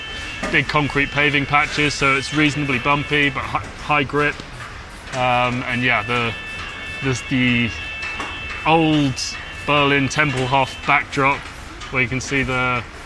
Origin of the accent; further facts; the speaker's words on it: London, United Kingdom; I grew up in Clapham